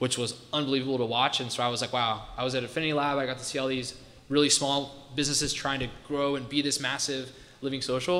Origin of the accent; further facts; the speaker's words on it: Ohio, United States; moved away as an adult; also born or lived in Washington, District of Columbia, United States; I grew up in Ohio, small rural farm town